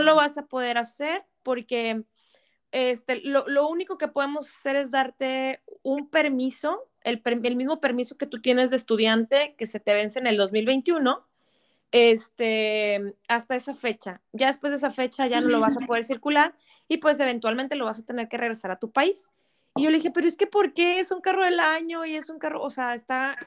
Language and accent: Spanish; Monterrey, Nuevo León, Mexico; moved away as an adult; now in Ontario, Canada; Mi vida, mi vida entera en Monterrey